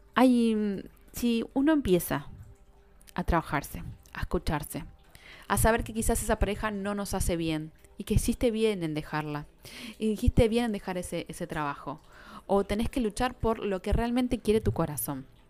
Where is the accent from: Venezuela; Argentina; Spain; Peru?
Argentina; Buenos Aires; Nosotros somos de Buenos Aires